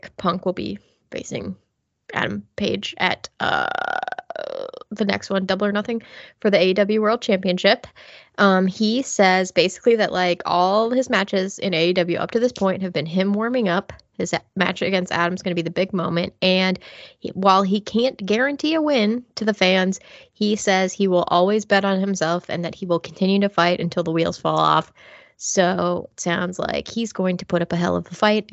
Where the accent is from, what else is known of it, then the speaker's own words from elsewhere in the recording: United Kingdom; me as a Brit